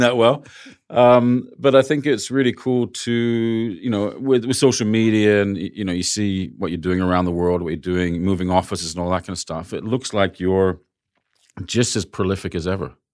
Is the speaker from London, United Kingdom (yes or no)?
yes; London, United Kingdom; now in Sydney, Australia; London was my hometown before